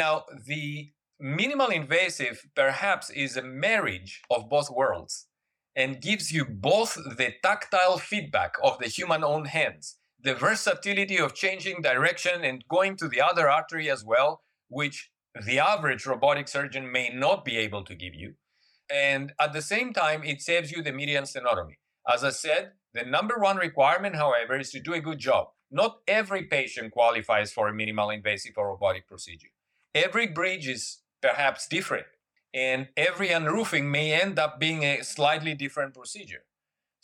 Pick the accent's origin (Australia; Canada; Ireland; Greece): Greece; moved away as an adult; also born or lived in Germany / United States; now in Singapore; I left Greece when I was 18 years old. Born and raised in Greece